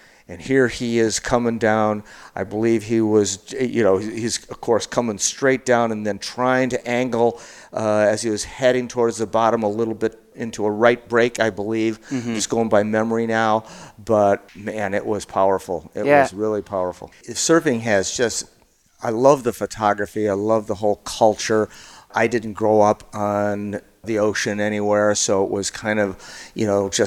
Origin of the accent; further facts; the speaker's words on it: Chicago, Illinois, United States; now in New Mexico, United States; I grew up in Chicago